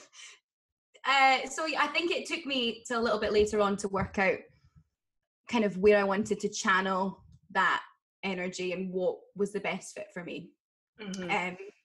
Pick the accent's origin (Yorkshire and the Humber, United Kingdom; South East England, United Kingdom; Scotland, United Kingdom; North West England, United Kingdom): Scotland, United Kingdom; Aberdeen; I grew up in Aberdeen